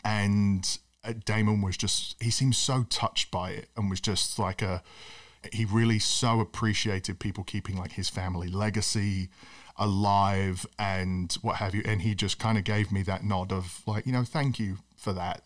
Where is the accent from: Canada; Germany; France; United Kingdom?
United Kingdom; as a British kid who loves the sport